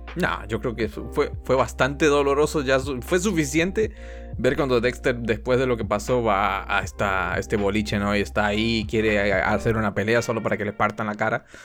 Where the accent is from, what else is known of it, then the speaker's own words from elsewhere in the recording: Argentina; Soy un, soy un mal, argentino, lo soy